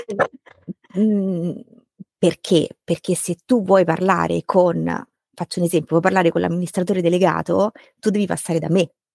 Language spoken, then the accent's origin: Italian; Rome, Lazio, Italy; sono romana di nascita, vivo a Roma da sempre